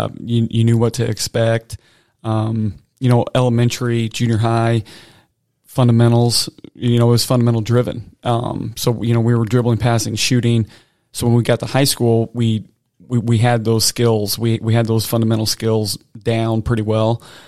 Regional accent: Nauvoo, Illinois, United States; where I grew up in Nauvoo, Illinois, we had a really strong basketball program

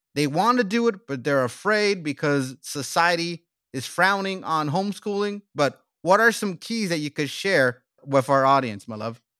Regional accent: United States; also born or lived in South Korea / South Africa; we came to my home country, United States

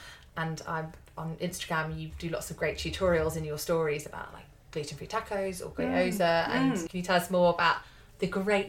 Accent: Somerset, South West England, United Kingdom; now in London, United Kingdom; London, yeah. Yeah, but I'm from Somerset originally.

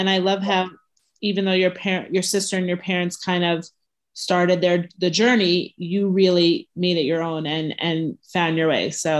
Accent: Five Towns, New York, United States; I grew up in the Five Towns and we lived in the more religious area.

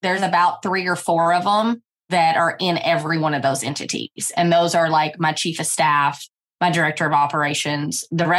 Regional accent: Owensboro, Kentucky, United States; And now we are in my hometown of Owensboro, Kentucky.

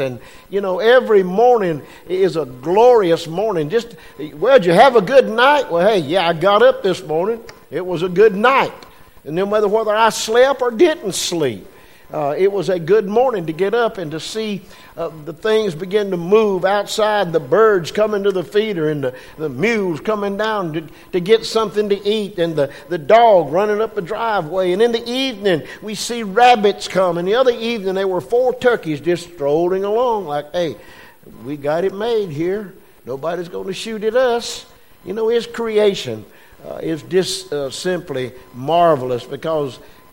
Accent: Westminster, South Carolina, United States; where are you from? I said, Westminster.

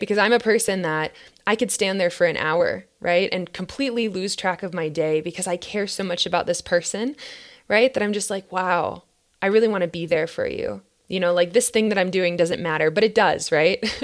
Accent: Minnesota, United States; now in Boulder, United States; my home state of Minnesota

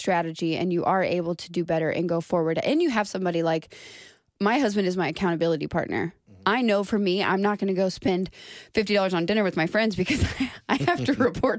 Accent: Duncanville, Texas, United States; I grew up in Duncanville.

